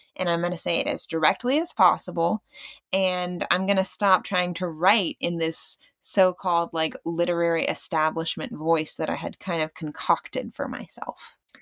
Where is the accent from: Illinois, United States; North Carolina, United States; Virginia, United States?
Virginia, United States; moved away as an adult; also born or lived in Bartlesville, Oklahoma; now in Tulsa, United States; I grew up mainly in Virginia, a little bit in Bartlesville, and that was just in summer stays, so my education was, um, in Virginia